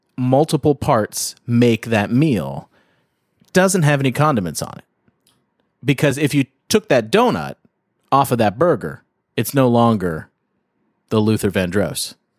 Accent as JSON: {"language": "English", "area": "outside Toronto", "region": "Ontario", "country": "Canada", "moved": "yes", "lives_now": "California, United States", "said": "I'm up in Canada, but, um, right outside of Toronto."}